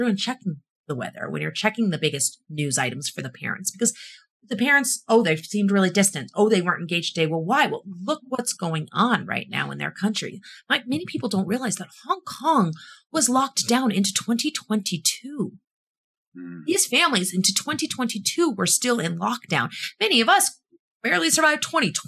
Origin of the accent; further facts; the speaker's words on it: Illinois, United States; moved away as an adult; also born or lived in East Coast / California; I'm from Illinois originally.